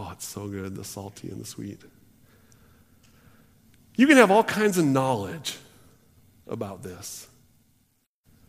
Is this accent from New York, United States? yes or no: no; Washington, United States; also born or lived in California; We moved when I was in fourth grade, and I remember when we moved to Washington